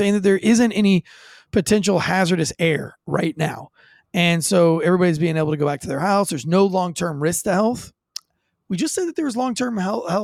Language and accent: English; Florida, United States; now in North Carolina, United States; Growing up in Florida